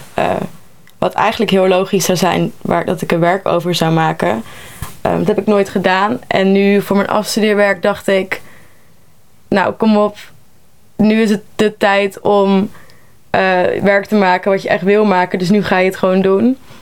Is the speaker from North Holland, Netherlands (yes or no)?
no; North Brabant, Netherlands; moved away; Ik kom zelf uit Brabant